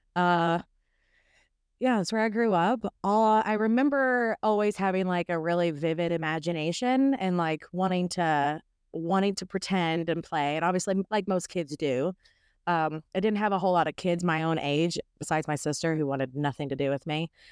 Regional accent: Owensboro, Kentucky, United States; also born or lived in Maceo, Kentucky; now in Nashville, United States; I am from Owensboro, Kentucky

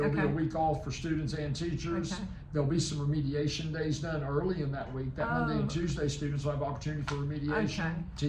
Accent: West Virginia, United States; moved away as an adult; now in South Carolina, United States; I'm originally from West Virginia, so go Mountaineers. I was born and raised in West Virginia, spent time in Virginia, and then straight out of college, out of Roanoke College in Salem, Virginia.

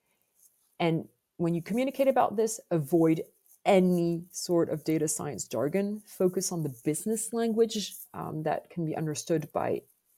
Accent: France; accent: French; English is a second language; you must have picked up from my accent that I am French

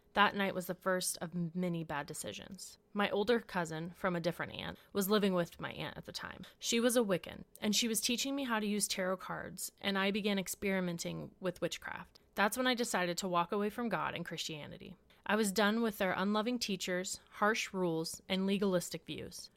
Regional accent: Washington, United States; moved away; also born or lived in La Mirada, California / Houston, Texas; Two years later, we ended up in Washington, where my youngest brother was born. This is where we stayed and we grew up.

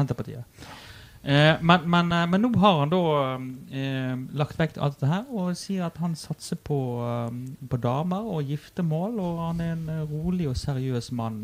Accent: Western Norway, Norway; Jeg er jo fra Vestlandet

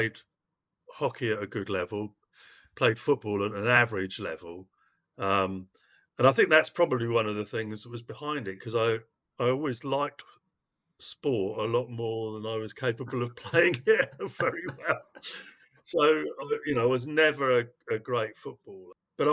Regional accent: London, United Kingdom; also born or lived in Cardiff / Cheam; I'm from Cardiff. I was born in Cardiff, and we moved to London when I was quite young for my dad's work

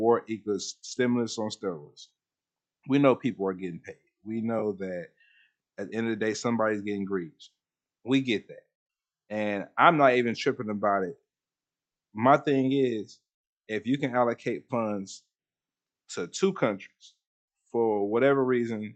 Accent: United States; As an American, especially a one with this type of skin color

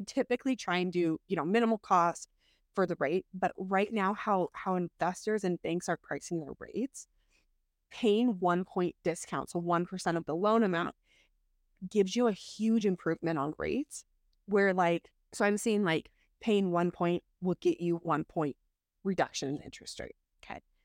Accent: Snohomish, Washington, United States; I grew up in Snohomish

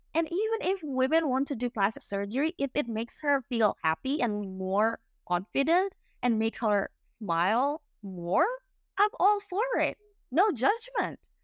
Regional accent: Indonesia; English is a second language; moved away as an adult; now in England, United Kingdom; I'm Indonesian. I moved to England three years ago.

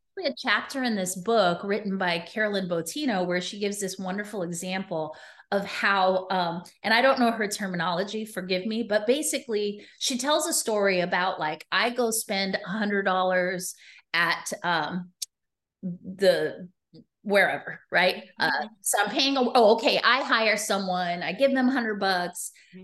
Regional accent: New York City, New York, United States; also born or lived in Las Vegas, Nevada; I was raised in New York City

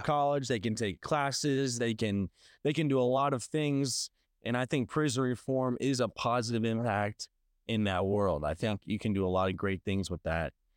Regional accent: Saint Louis County, Missouri, United States; now in St. Louis, United States; I grew up in Saint Louis County

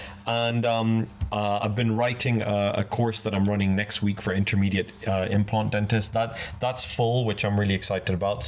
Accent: Kenya; moved away as an adult; now in United Kingdom; I grew up in Kenya and I came over here for university and I'm now British

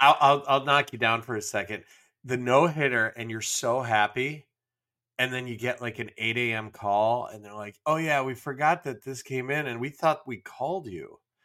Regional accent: Michigan, United States; I was a Yankee from Michigan

